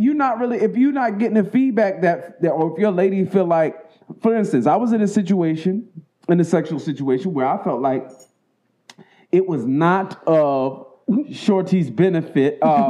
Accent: Baltimore, Maryland, United States; I got Baltimore.

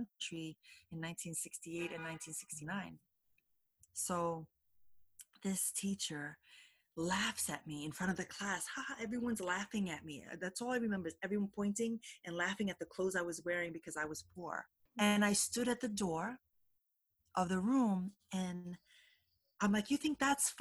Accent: United States; I was born here.

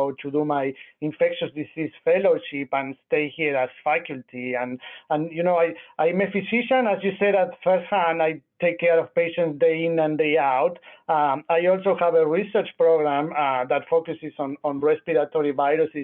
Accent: Argentina; moved away as an adult; also born or lived in Nashville, United States; now in Memphis, United States; I'm originally from Argentina. I did med school and pediatric residency there.

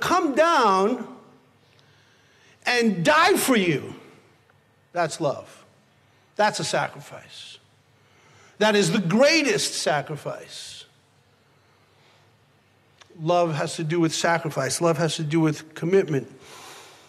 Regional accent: New York City, New York, United States; I was born in the Bronx

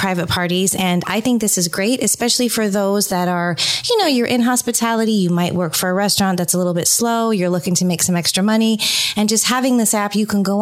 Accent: San Francisco Bay Area, California, United States; I grew up in the San Francisco Bay Area

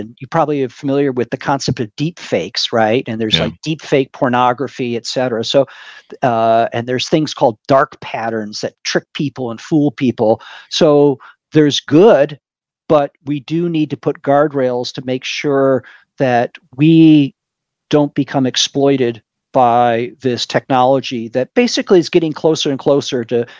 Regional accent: Michigan, United States; moved away as an adult; now in Silicon Valley, United States; I grew up in Michigan

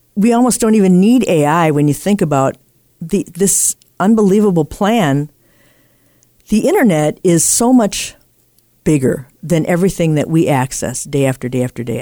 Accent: Appleton, Wisconsin, United States; in my hometown here, we have a house that was the first in the U S to be lit by incandescent lighting from hydroelectric power

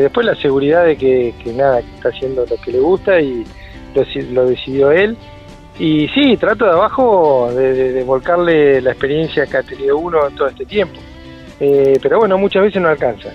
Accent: Pehuajó, Buenos Aires, Argentina; now in Trenque Lauquen, Argentina; yo soy nativo de Pihue eh, ya más de la mitad de mi vida estoy acá en Trenguela

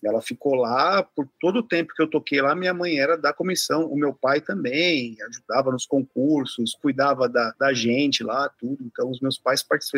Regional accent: São Paulo, Brazil; eu sou aqui de São Paulo, tal, estudo na escola municipal

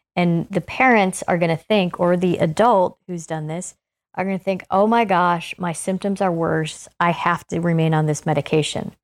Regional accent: Ohio, United States; moved away; I'm originally from Ohio

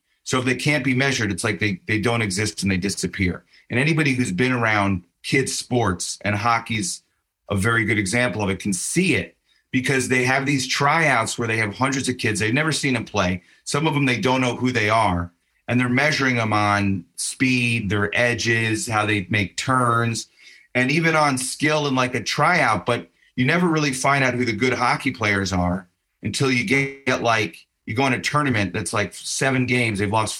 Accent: Chicago, Illinois, United States; And I said I'm from Chicago. I'm a Bears fan.

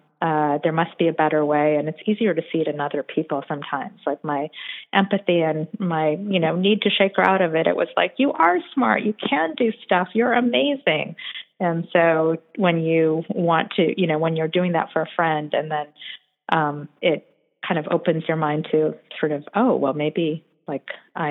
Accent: South Korea; born there; one thing for me that was different is that I was born in Korea.

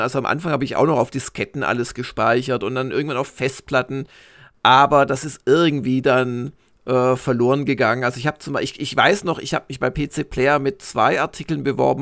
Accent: Swabia, Germany; ich komme aus Schwaben

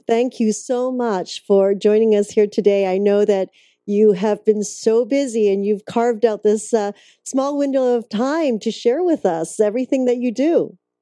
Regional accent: Canada; moved away; I'm originally from Canada

